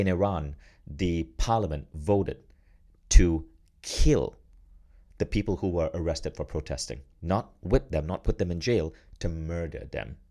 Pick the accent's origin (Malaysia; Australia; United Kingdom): Malaysia; moved away as an adult; also born or lived in United States; now in Estonia; I grew up in Malaysia, and I've now left Malaysia. I now live in Estonia.